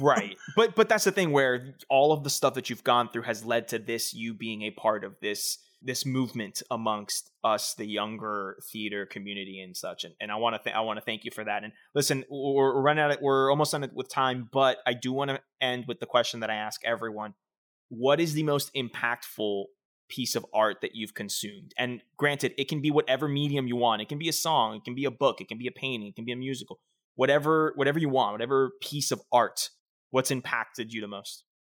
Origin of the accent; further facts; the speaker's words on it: South Florida, United States; I'm from South Florida